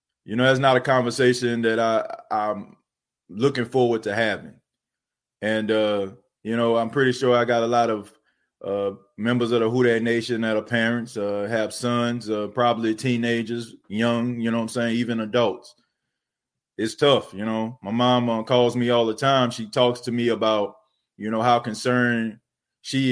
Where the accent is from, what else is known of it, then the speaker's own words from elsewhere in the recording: New Orleans, Louisiana, United States; moved away as an adult; I grew up in a night ward in New Orleans. You know, I lived there for 19 years of my life until Hurricane Katrina hit in 2005